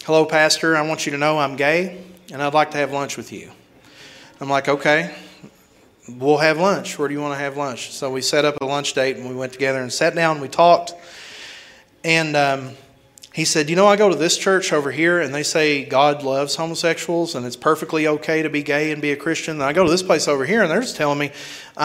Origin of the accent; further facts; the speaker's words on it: Kentucky, United States; moved away as an adult; now in Houston, United States; I live in a very small village of a hometown back in Kentucky before I moved to Houston, Texas